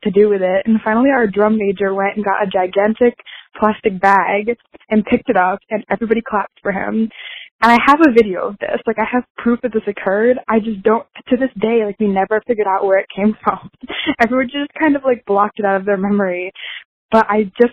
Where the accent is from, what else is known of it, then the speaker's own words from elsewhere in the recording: Maryland, United States; I'm from Maryland.